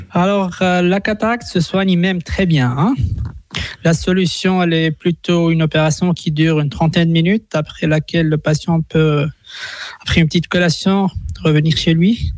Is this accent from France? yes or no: no; Switzerland; chez nous en Suisse